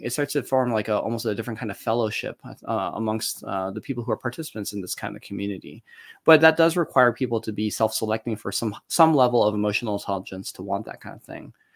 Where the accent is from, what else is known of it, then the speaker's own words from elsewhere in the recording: Detroit, Michigan, United States; born and raised in Detroit, Michigan